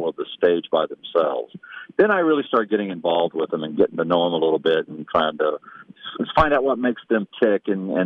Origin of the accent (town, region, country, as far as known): Waco, Texas, United States; born or raised there; moved away